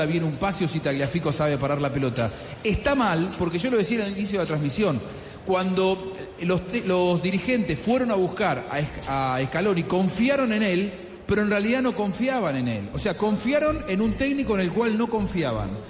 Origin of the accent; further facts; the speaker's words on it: Argentina; como argentino